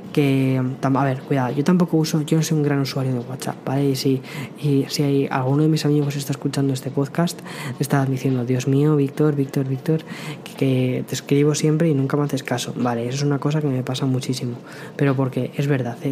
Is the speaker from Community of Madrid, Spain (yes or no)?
yes; Madrid, Community of Madrid, Spain; moved away as an adult; also born or lived in San Antonio, Texas; now in New York, United States; yo soy de Madrid, vengo de, Madrid, España